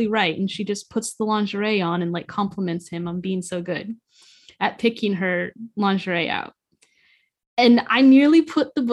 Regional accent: United States; As an American

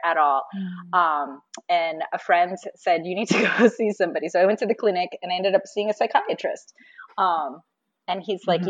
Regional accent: Florida, United States; I'm from Florida. And right now I live just north of Tampa

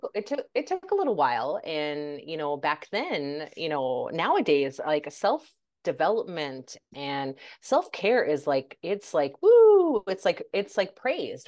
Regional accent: United States; also born or lived in Denmark; majority of my life was, I was raised in, I was lived in the U S

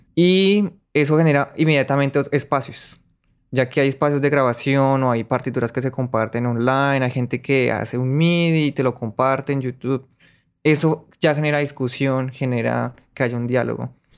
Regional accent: Colombia; moved away; yo no estoy traicionando, traicionando mi colombianidad

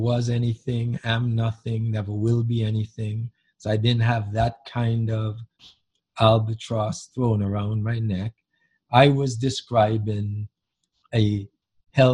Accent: Antigua & Barbuda; moved away; the community that I grew up in Antigua many years ago, back in the 50s and through the 60s

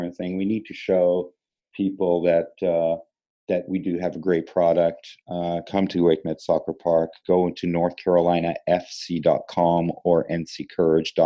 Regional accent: Italy; moved away as an adult; also born or lived in Columbus / Boston; now in Raleigh, United States; I grew up in Italy

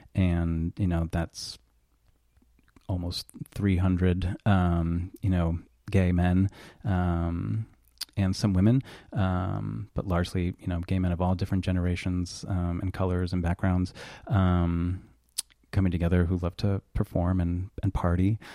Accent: Burlington, Vermont, United States; moved away as an adult; also born or lived in Colchester, Vermont; Yes, born and raised in Burlington, um, actually started off for the first ten years in Colchester

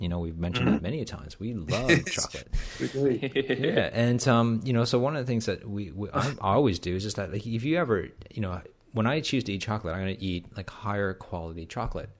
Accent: Canada; I'm Canadian

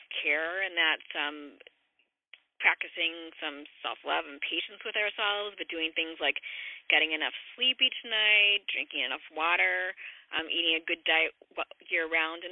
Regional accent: Chicago, Illinois, United States; I'm from Chicago

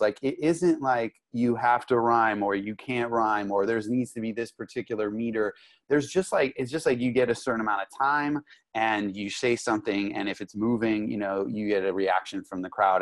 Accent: Los Angeles, California, United States; also born or lived in Santa Monica / Malibu; now in San Diego, United States; I grew up in Los Angeles. I grew up in Santa Monica, in Malibu, um, basically, oh, Hollywood Hills

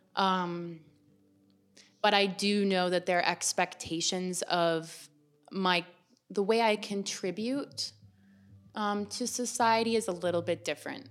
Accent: Waterdown, Ontario, Canada; I'm from Waterdown, Ontario. It's west of Toronto, small town girl, lots of waterfalls.

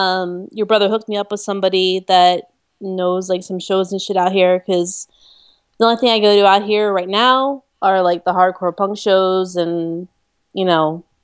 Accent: Monmouth County, New Jersey, United States; moved away as an adult; I grew up in Jersey.

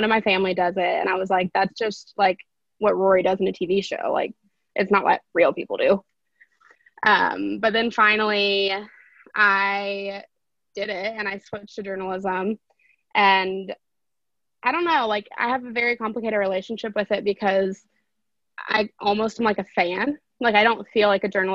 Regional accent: Lexington, Kentucky, United States; I am from Lexington, Kentucky, so where UK is, and I majored in journalism at UK with a minor in business. And yeah, so I've pretty much just been in Lexington my entire life

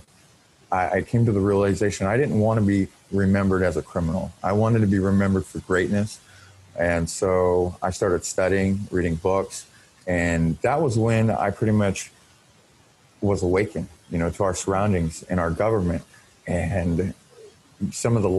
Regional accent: Portland, Oregon, United States; now in Vancouver, United States; I grew up mostly in Portland, Oregon

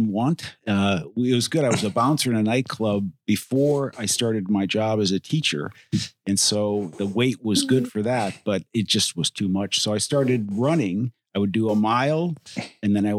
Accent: Toledo, Ohio, United States; I was born and raised in Toledo, Ohio

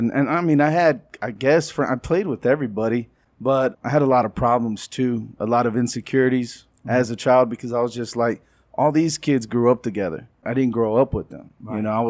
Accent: Texas, United States; I acted out a lot. I was from West Texas. But we moved around a lot, too. I'm a PK. I'm a preacher's kid.

